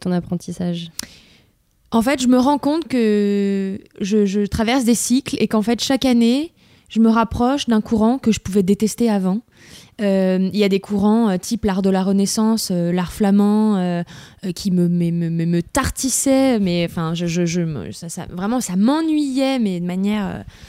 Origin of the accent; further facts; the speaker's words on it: Lyon, Auvergne-Rhône-Alpes, France; j'ai grandi dans, j'étais à Lyon, mais dans la entre guillemets campagne mm. bourgeoise lyonnaise